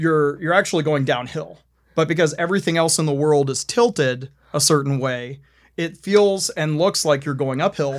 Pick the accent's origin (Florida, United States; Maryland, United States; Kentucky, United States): Maryland, United States; growing up in the Mid-Atlantic, like, growing up in Maryland